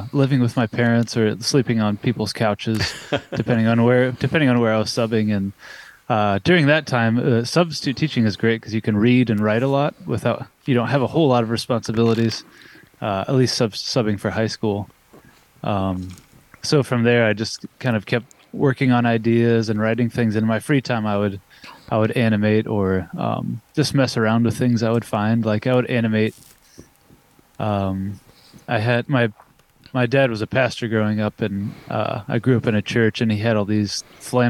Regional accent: Koontz Lake, Indiana, United States; When I was a kid growing up in Coontz Lake, Indiana, we don't even have a post office

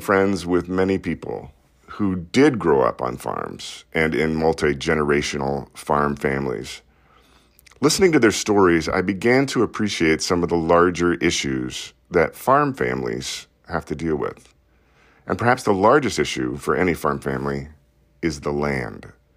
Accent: Des Moines, Iowa, United States; I grew up in Iowa's largest city

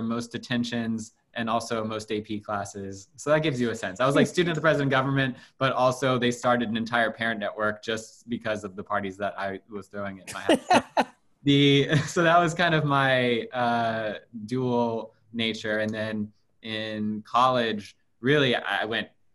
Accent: Louisville, Kentucky, United States; I grew up in Louisville, Kentucky

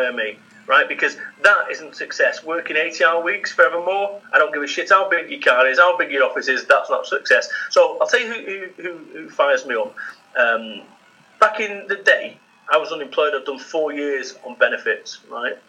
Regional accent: Salford, North West England, United Kingdom; I'm from Salford, Manchester

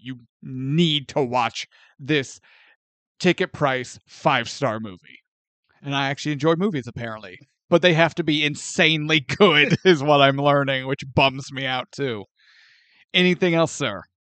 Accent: St. Louis, Missouri, United States; growing up in Saint Louis

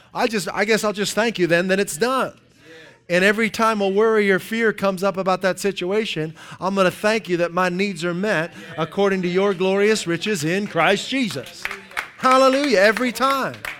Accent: Dayton, Ohio, United States; I usually say Dayton.

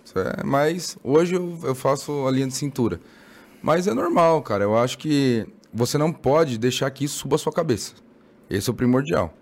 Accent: São Paulo, Brazil; now in Mogi das Cruzes, Brazil; eu nasci na, na Zona Leste, na, em Guaianazes. Guaianazes. Bem lá no, na Leste. Hoje eu moro em Mogi.

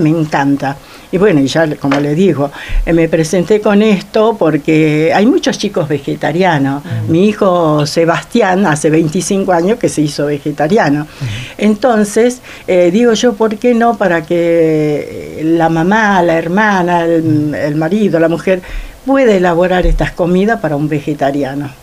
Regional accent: Perico, Jujuy, Argentina; moved away as an adult; now in Río Gallegos, Argentina; jujeña y traigo el color de mi tierra, el aroma de mi cerro y la alegría del carnaval.

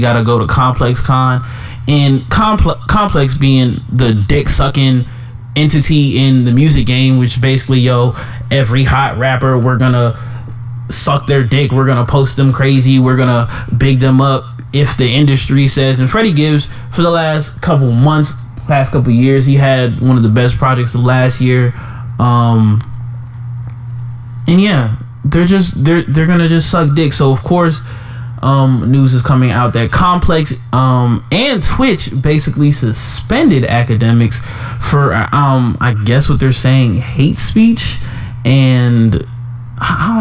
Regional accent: Jamaica; as your Jamaican brother

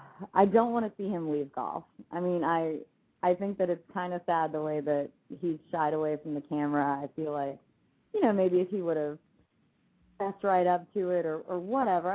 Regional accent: Orlando, Florida, United States; Orlando, born and raised

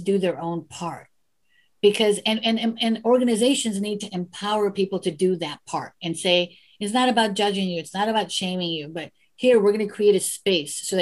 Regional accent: United States; I was born in the United States

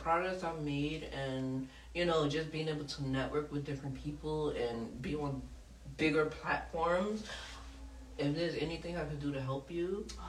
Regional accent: New York City, New York, United States; I'm from Southside Jamaica, Queens, in real life.

